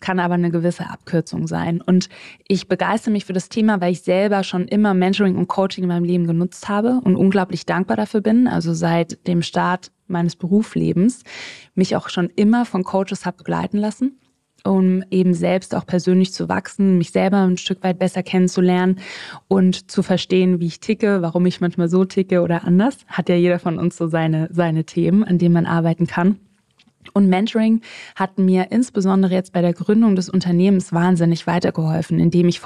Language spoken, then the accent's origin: German; Southern Germany, Germany; Also, ich bin in Süddeutschland aufgewachsen. Meine Mama ist Kanadierin. Ähm, mein Papa ist Deutscher.